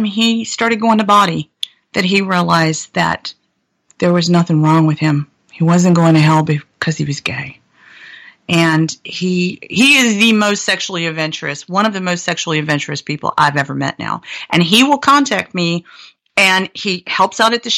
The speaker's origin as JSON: {"language": "English", "region": "Blue Ridge Mountains of Virginia", "country": "United States", "tie": "born or raised there", "also_born_or_lived": "Atlanta", "moved": "yes", "lives_now": "San Francisco, United States", "said": "I grew up in the Blue Ridge Mountains of Virginia"}